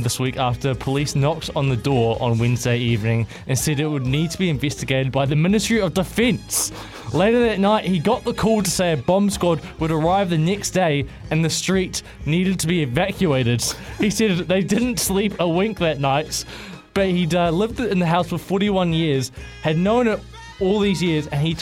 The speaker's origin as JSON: {"language": "English", "country": "New Zealand", "said": "I'm Kiwi"}